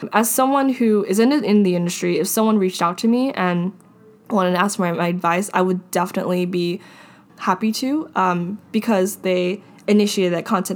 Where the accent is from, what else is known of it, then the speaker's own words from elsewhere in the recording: Hawaii, United States; moved away; I was from Hawaii